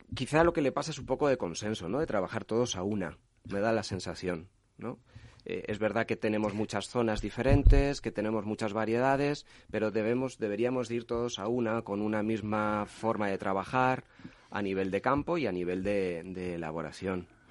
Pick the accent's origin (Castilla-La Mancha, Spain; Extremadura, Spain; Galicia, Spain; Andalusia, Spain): Castilla-La Mancha, Spain; como manchego que soy